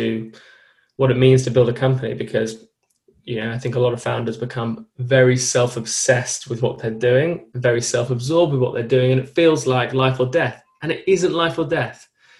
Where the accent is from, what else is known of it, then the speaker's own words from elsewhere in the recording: London, United Kingdom; I come from an incredibly privileged upbringing, lived in South London, two parents, all who in the medical profession, or my grandparents in the medical profession. Grew up in like quite a fast paced school, like a London school